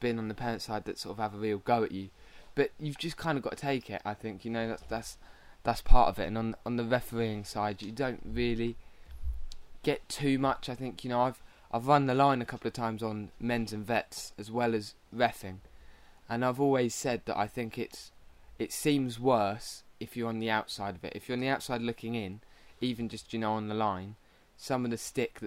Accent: Ipswich, East of England, United Kingdom; I'm from Ipswich

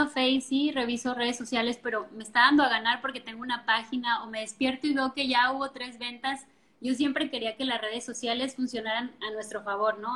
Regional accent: Colima, Mexico; also born or lived in La Paz; Yo soy originaria de Colima, Colima, y nos fuimos a vivir a La Paz

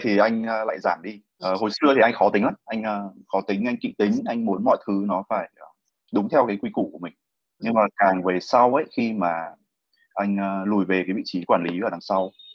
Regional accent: Hanoi, Vietnam; anh được sinh ra và lớn lên ở Hà Nội

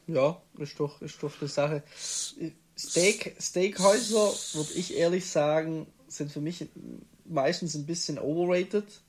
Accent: Stuttgart area, south towards Tübingen, Baden-Württemberg, Germany; Raum Stuttgart, dann Klassiker, gehst Richtung Tübingen oder äh, gehst südlicher

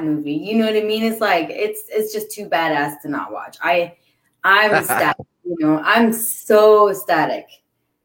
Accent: California, United States; I'm a Californian

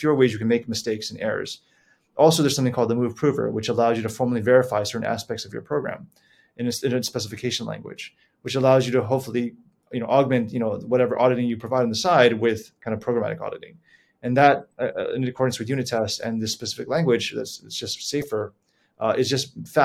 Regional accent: Honolulu, Hawaii, United States; moved away as an adult; I was born and raised in Honolulu, Hawaii, lived there for the better part of my life

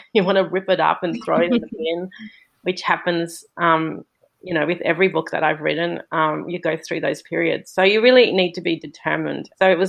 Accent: Australia; also born or lived in Singapore; I'm currently living in Australia, and I'm from Australia, but I've spent most of my life living all over the world. I moved back to Australia after living in Singapore for a long time with my family, and I'm currently in Melbourne, Australia

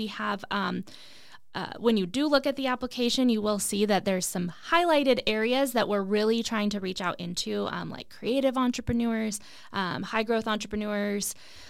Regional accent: Arizona, United States; I am a hyper local girl when it comes to entrepreneurship. I grew up in the West Valley.

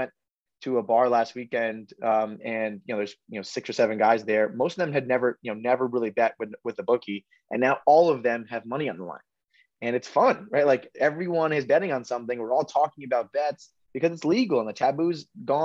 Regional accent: Southern Connecticut, United States; we are New York sports fans because we are from Southern Connecticut

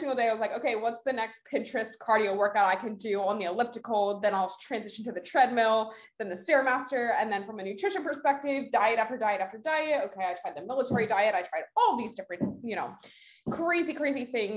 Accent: Delaware, United States; moved away as an adult; now in New Jersey, United States; Grew up in Delaware. That's where I went to college. That's where I was born and raised

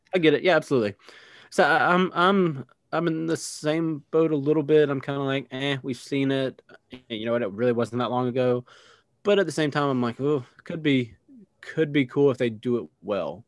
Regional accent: United States; I'm American

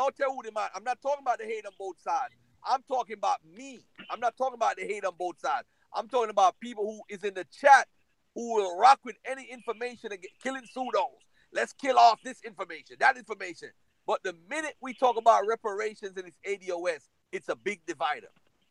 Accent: Jamaica; accent: Jamaican; now in United States; I'm Jamaican.

